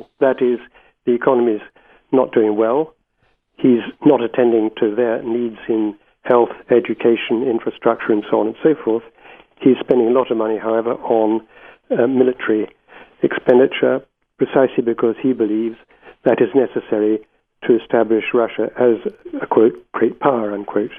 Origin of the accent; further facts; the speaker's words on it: Gibraltar; moved away; I was born in Gibraltar and spent much of my boyhood there.